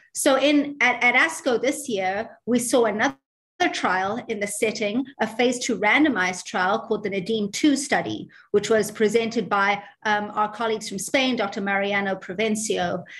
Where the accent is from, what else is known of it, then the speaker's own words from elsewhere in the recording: South Africa; also born or lived in New York, United States / Baltimore, United States; now in Dublin, Ireland; I'm South African, uh, but I did all of my training um, in, in Dublin, in Ireland.